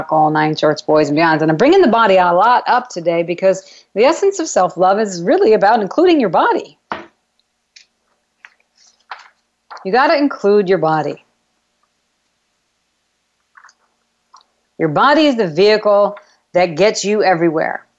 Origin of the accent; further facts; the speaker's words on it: New York, United States; I'm a New Yorker